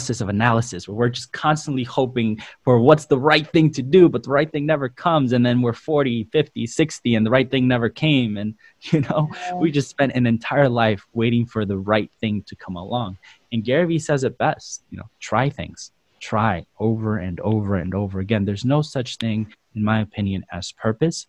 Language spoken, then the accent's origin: English; El Salvador; now in United States; we grew up in El Salvador, and my dad was a pastor there.